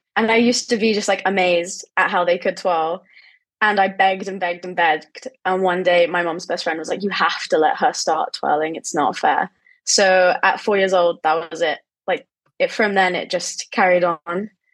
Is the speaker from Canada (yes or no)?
no; England, United Kingdom; in my home country